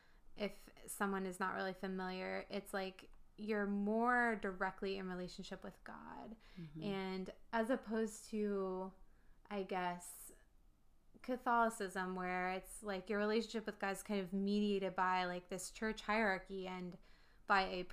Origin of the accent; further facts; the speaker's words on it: Northern Virginia, United States; I grew up here. I'm from the Northern Virginia